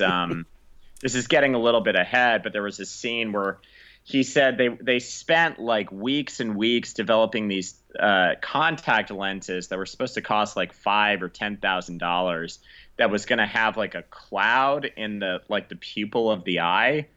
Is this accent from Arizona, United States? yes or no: yes; Tucson, Arizona, United States; Tucson, which is my, my hometown